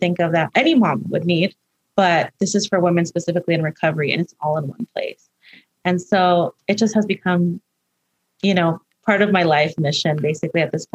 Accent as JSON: {"language": "English", "town": "Los Angeles", "region": "California", "country": "United States", "tie": "born or raised there", "said": "when I was growing up in Highland Park"}